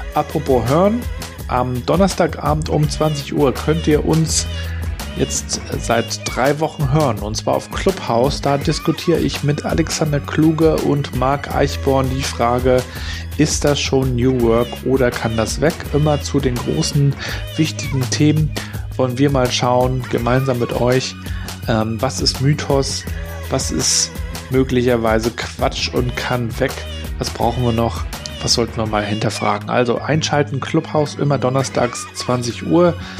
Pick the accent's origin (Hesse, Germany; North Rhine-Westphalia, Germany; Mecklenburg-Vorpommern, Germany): Mecklenburg-Vorpommern, Germany; Rostock; als Rostocker